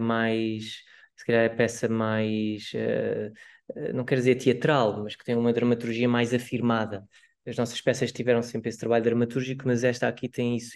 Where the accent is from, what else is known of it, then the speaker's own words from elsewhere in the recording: Barreiro, Setúbal, Portugal; não sou de Lisboa, sou mesmo do Barreiro